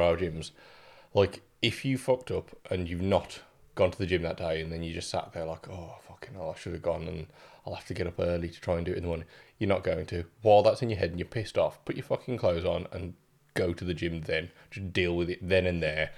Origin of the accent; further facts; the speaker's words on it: the Black Country, West Midlands, United Kingdom; also born or lived in Germany; I am raised in the black country